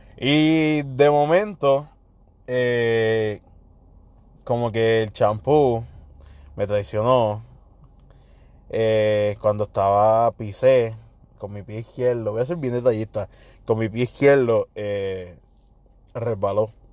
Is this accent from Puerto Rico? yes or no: yes; Puerto Rico; como típico boricua